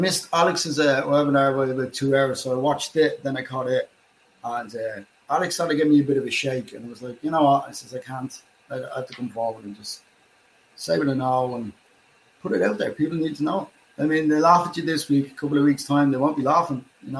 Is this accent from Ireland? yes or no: yes; Ireland; I can understand you most of the time as an Irishman with a lot of funny friends.